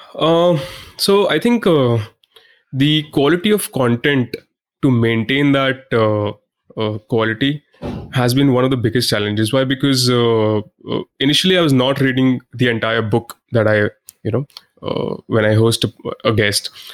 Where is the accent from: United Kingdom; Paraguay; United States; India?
India; I'm an Indian